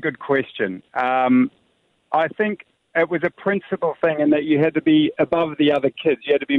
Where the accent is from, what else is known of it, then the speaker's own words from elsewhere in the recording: Rotorua, Bay of Plenty, New Zealand; now in Dubai, United Arab Emirates; I grew up in Rotorua, and our school had about 700 people